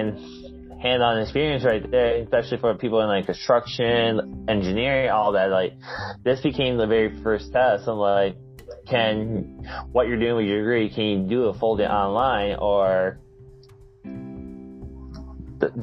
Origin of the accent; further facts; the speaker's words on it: Port Huron, Michigan, United States; moved away; also born or lived in South Dakota; I'm originally from Port Huron, Michigan